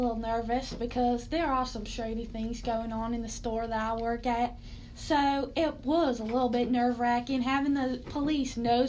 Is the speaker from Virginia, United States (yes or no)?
no; Oklahoma, United States; Well, growing up in Oklahoma, nothing really surprises me. I mean, everyone living in Oklahoma was either normal or a kook and a half.